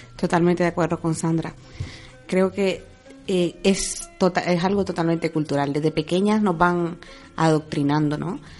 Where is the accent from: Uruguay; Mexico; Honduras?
Honduras; moved away as an adult; now in Spain; Dejar mi vida yo en Honduras y venirme para España